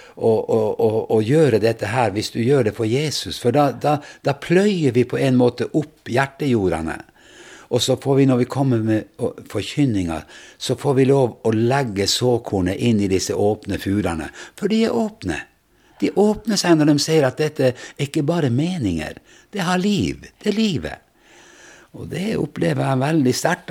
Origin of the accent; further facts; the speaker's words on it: Vestre Jakobselv, Finnmark, Norway; Jeg kommer fra Finnmark. Eh, nærmeste byen er Vadsø, og bygda er Vestre Jakobselv